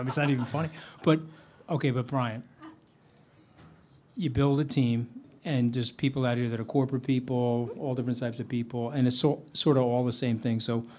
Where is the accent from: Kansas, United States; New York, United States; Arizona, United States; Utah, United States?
New York, United States; Long Island; I grew up in New York. I'm a baseball fan, and because I was closer to Shea Stadium. We grew up on Long Island.